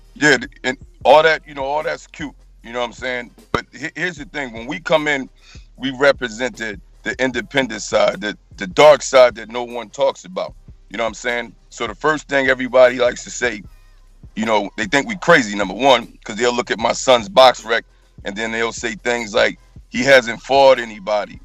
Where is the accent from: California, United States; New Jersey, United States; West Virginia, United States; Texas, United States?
New Jersey, United States; now in North Carolina, United States; We're originally from Jersey, but we come all the way from North Carolina, me and my son